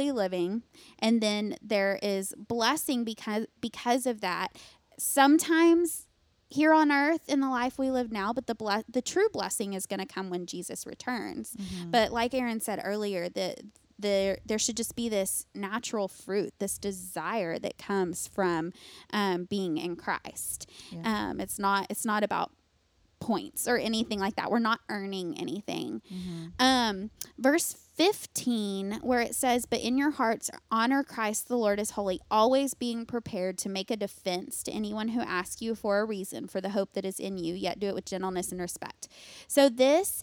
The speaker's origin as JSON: {"language": "English", "region": "the Bible Belt", "country": "United States", "tie": "born or raised there", "said": "I grew up in the Bible Belt."}